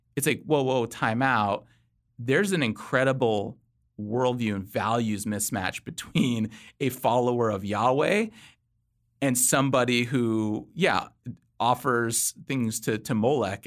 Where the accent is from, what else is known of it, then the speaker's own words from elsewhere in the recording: Los Angeles, California, United States; moved away as an adult; now in Virginia, United States; my wife and I, we both grew up in Southern California, Los Angeles. Uh, in twenty thirteen, we moved to Virginia.